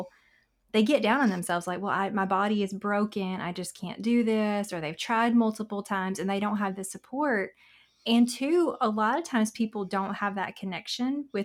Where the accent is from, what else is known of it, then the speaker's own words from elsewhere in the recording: Southern US, United States; accent: Southern; our Southern accent